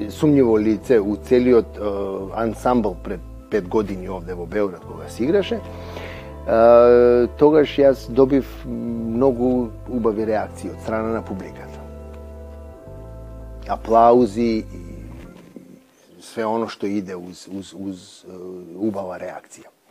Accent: Skopje, North Macedonia; moved away; сум јас од Македонија, од Скопје.

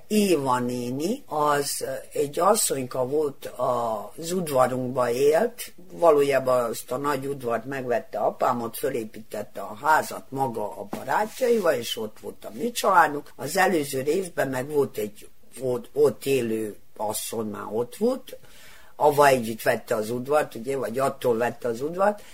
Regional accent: Kikinda, Vojvodina, Serbia; Kicsindán születtem

